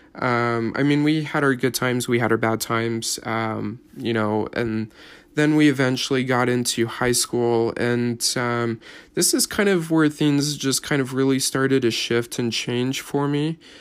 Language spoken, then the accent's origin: English; Salt Lake City, Utah, United States; I was born here in, uh, Utah, up at the University of Utah